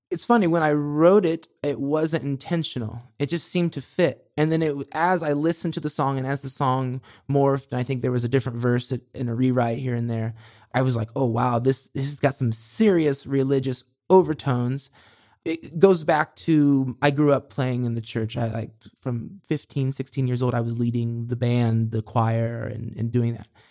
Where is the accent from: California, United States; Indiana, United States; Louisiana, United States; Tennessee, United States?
Indiana, United States; Monticello; now in Los Angeles, United States; the river I grew up on in Monticello